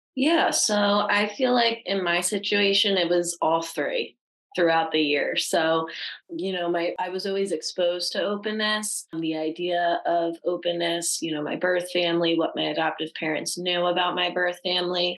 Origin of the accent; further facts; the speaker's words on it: New Jersey, United States; I was born in New Jersey.